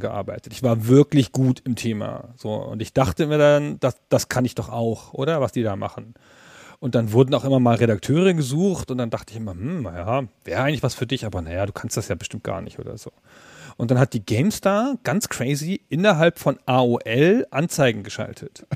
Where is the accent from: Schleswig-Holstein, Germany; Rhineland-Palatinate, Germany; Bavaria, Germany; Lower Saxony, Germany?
Lower Saxony, Germany; southern; Südniedersachsen, wo ich herkomme, also Holzminden, ähm, Uslar, Göttingen, so diese Gegend